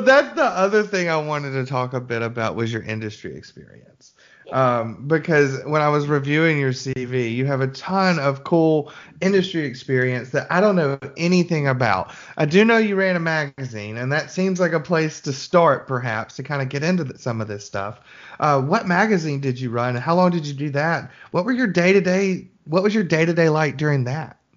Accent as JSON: {"language": "English", "town": "Birmingham", "region": "Alabama", "country": "United States", "said": "I'm from Birmingham"}